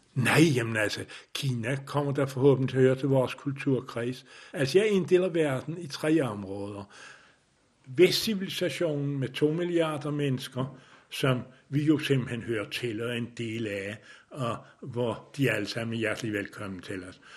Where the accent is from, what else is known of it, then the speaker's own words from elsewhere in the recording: Denmark; Jeg er vokset op i Danmark